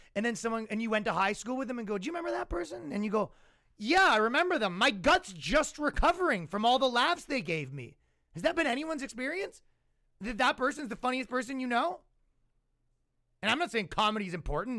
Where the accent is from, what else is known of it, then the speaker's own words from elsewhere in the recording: Ajax, Ontario, Canada; when I was growing up in Ajax, Ontario, Canada